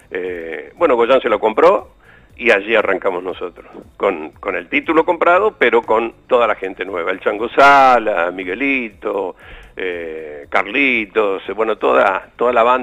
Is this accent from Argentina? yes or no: yes; Bell Ville, Córdoba, Argentina; Y yo venía con, con lo que había hecho en Belville, en mi pueblo